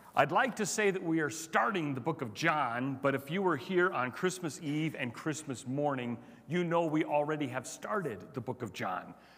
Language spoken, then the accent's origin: English; Chicago, Illinois, United States; also born or lived in Cincinnati; now in Colorado, United States; I grew up in Chicago